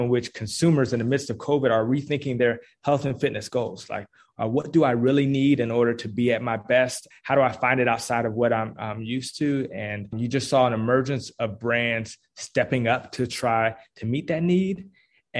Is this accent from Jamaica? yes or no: no; Washington, District of Columbia, United States; now in Atlanta, United States; I'm originally actually from Washington, D.C.